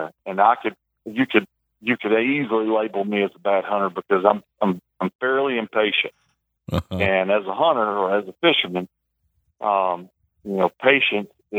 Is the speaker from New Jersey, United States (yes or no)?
no; South Mississippi, United States; growing up in South Mississippi, we never got snow